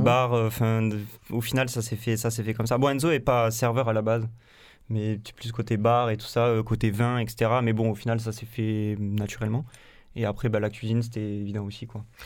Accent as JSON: {"language": "French", "town": "Carcassonne", "region": "Occitania", "country": "France", "also_born_or_lived": "Montpellier / New Zealand / La Grande-Motte", "moved": "yes", "said": "je viens de Carcassonne"}